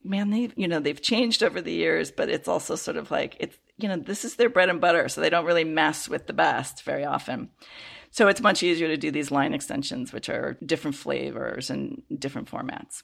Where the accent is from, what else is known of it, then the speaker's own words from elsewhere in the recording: Chicago, Illinois, United States; I grew up in the Chicago area